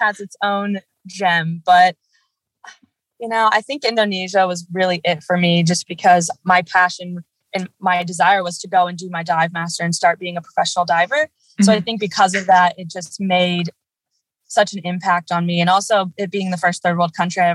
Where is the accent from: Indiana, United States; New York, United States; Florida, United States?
Indiana, United States; Fort Wayne; moved away as an adult; also born or lived in Mississippi / Australia; now in Hawaii, United States; originally I'm from Fort Wayne, Indiana, so right in the Midwest, away from the ocean